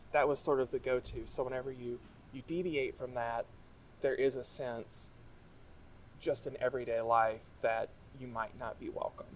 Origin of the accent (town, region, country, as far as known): Kentucky, United States; born or raised there; moved away as an adult; now in Massachusetts, United States